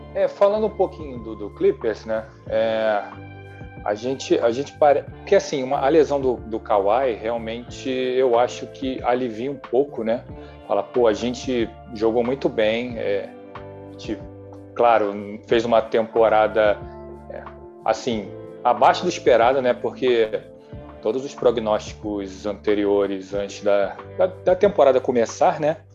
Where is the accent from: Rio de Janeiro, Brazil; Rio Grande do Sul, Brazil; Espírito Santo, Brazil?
Rio de Janeiro, Brazil; de aqui do Rio de Janeiro via muito Flamengo e Vasco